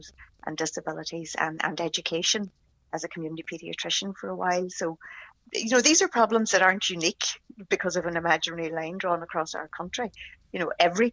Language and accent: English; Derry, Northern Ireland, United Kingdom; also born or lived in Dublin / Belfast; I was born in Derry